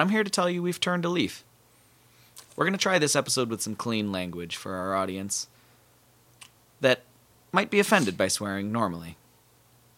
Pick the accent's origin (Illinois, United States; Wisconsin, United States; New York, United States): Wisconsin, United States; now in Central Florida, United States; I'm from Wisconsin